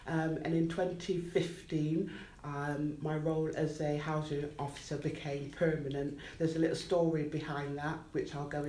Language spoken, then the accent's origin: English; Bristol, South West England, United Kingdom; So I grew up on a predominantly white working class council estate in Southmead, Bristol, which is approximately 26 miles, a 30-minute drive away from Weston-super-Mare.